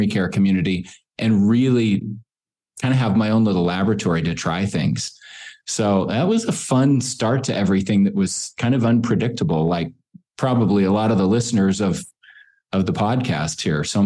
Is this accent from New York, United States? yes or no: no; Boise, Idaho, United States; I grew up here in Boise